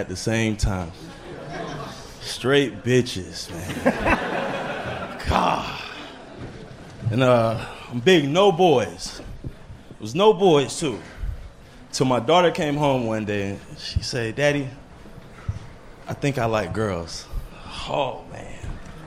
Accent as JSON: {"language": "English", "town": "New Bern", "region": "North Carolina", "country": "United States", "moved": "as an adult", "lives_now": "Austin, United States", "said": "From New Bern, North Carolina, 252"}